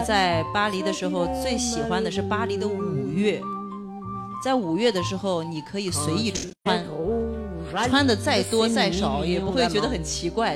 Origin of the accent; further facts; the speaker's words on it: China; 我们中国人一代人的记忆